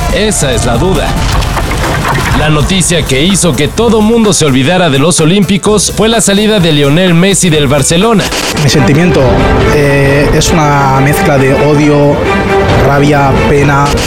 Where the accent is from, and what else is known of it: Mexico